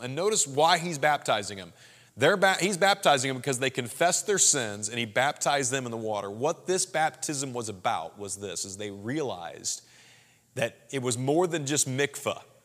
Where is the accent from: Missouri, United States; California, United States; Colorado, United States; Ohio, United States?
Missouri, United States; Springfield; now in St. Louis, United States; I'm from Southwest Missouri, Springfield, Missouri originally